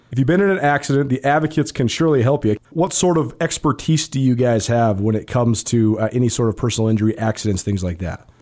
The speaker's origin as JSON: {"language": "English", "town": "Missoula", "region": "Montana", "country": "United States", "tie": "born or raised there", "also_born_or_lived": "Bozeman", "moved": "as an adult", "said": "helped lead me back here to Missoula to my hometown"}